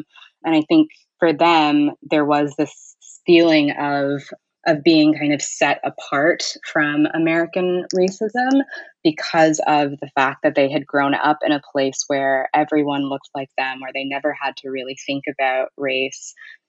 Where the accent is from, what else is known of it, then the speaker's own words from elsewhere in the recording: Ghana; now in United States; when I left my house, people didn't necessarily see me as a Ghanaian anymore.